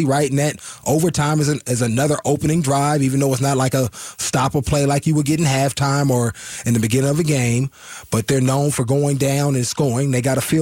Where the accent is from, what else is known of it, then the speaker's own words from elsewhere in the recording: Oakland, California, United States; I grew up in the Bay Area, Oakland